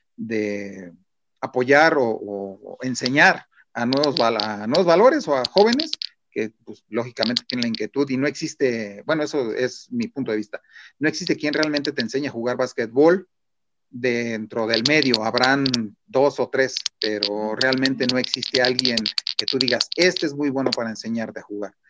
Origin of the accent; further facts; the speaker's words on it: Mexico; como mexicanos